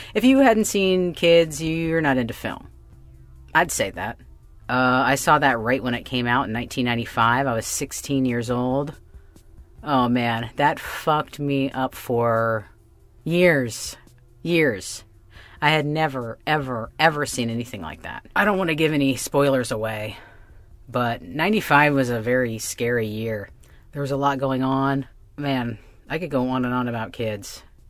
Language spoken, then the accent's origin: English; Florida, United States; But yeah, so sometimes we talk about, you know, how it was growing up in Florida.